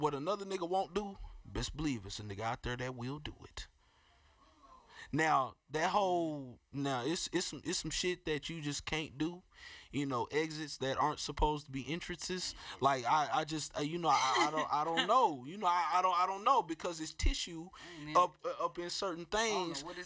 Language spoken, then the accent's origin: English; Texas, United States; I'm from Texas